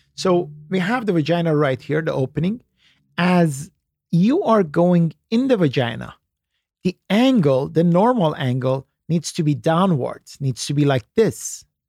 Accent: Iran; moved away; I was born in Iran

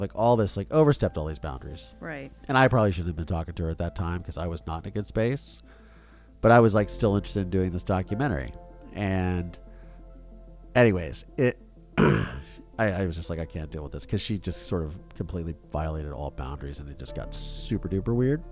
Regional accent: Philadelphia, Pennsylvania, United States; I was born in Philadelphia, guys. Suburban Philadelphia

